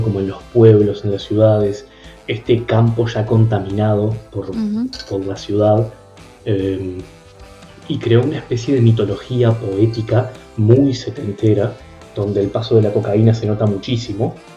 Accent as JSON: {"language": "Spanish", "region": "Treinta y Tres", "country": "Uruguay", "tie": "born or raised there", "said": "yo vengo de un pueblo en concreto de Uruguay, mi pueblo es 33"}